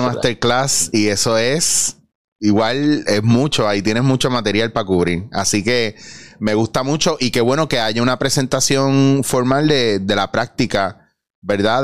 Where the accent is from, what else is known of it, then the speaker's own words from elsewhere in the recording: Puerto Rico; Soy puertorriqueño